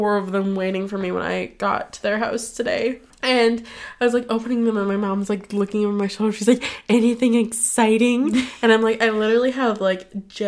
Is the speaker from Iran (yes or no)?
no; Canada; We're fucking Canadian.